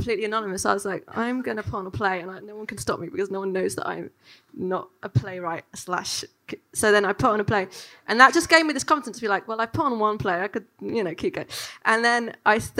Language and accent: English; London, United Kingdom; growing up in London